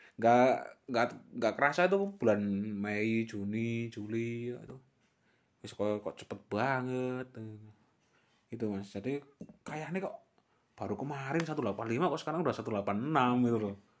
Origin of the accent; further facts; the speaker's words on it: Temanggung, Central Java, Indonesia; kota kelahiran kita ini